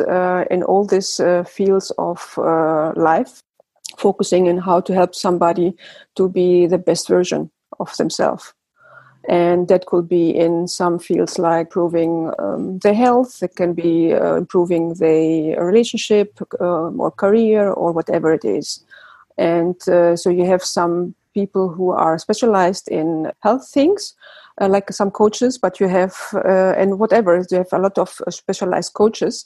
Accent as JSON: {"language": "English", "country": "Germany", "tie": "born or raised there", "also_born_or_lived": "Greece", "moved": "as an adult", "lives_now": "Netherlands", "said": "I grew up in Germany. I was born and raised in Germany."}